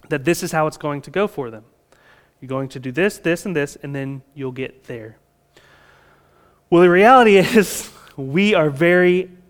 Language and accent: English; Florida, United States; again, we're from Florida, and so it might be raining in your front yard and not in your backyard.